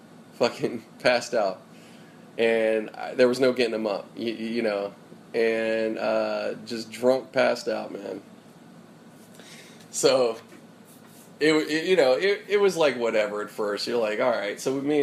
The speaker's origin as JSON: {"language": "English", "town": "Pittsburgh", "region": "Pennsylvania", "country": "United States", "moved": "yes", "lives_now": "California, United States", "said": "when I got out here to California from Pennsylvania, out in Pittsburgh. So I came from Pittsburgh in September of 98."}